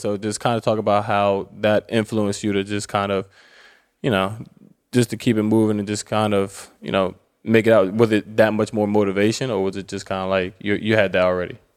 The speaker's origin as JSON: {"language": "English", "region": "Maryland to DC area", "country": "United States", "said": "we're from the Maryland to D C area"}